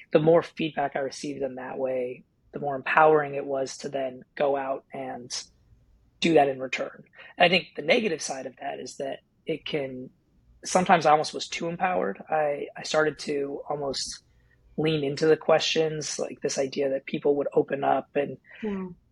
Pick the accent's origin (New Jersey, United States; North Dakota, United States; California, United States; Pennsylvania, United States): California, United States; moved away as an adult; also born or lived in Washington / North Carolina; raised in California